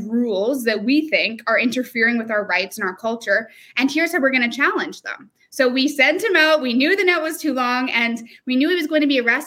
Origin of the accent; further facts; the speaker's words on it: Vancouver, British Columbia, Canada; I was born and raised on the Fraser River with my family